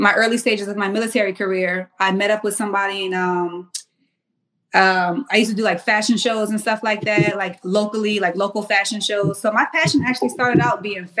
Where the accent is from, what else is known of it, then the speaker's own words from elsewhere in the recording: Mount Pleasant, South Carolina, United States; moved away as an adult; also born or lived in Washington, D.C.; I'm from Charleston, South Carolina